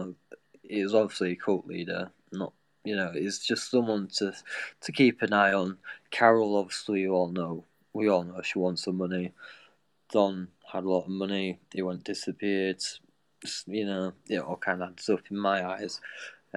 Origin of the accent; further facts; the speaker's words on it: United Kingdom; because I'm British